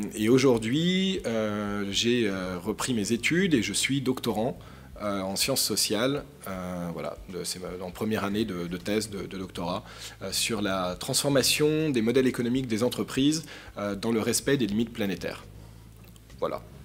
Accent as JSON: {"language": "French", "town": "Paris", "region": "Île-de-France", "country": "France", "tie": "born or raised there", "said": "je suis parisien. je suis né à Paris en 1986"}